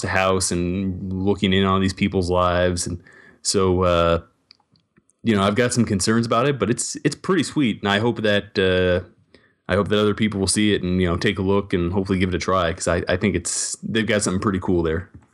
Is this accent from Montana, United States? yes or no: yes; Montana, United States; growing up in Montana